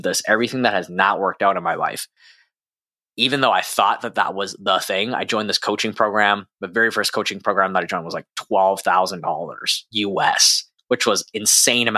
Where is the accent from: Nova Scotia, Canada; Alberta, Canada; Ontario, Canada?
Alberta, Canada; Edmonton; where I grew up in Edmonton, Canada